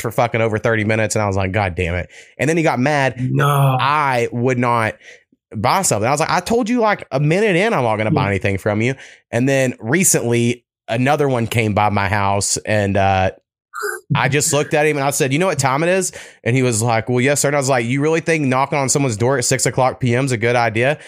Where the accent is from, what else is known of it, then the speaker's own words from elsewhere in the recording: Oklahoma, United States; I grew up like four miles from Texas